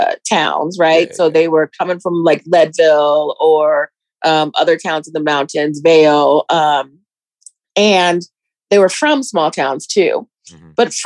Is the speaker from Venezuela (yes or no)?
no; Germany; born there; also born or lived in Colorado Springs, United States; But I was born in Germany. My mom was an officer in the army, and she was a single mom. And then I eventually came to Colorado after traveling a lot of different places. She was an OBGYN. We traveled a lot. Eventually came to Colorado Springs.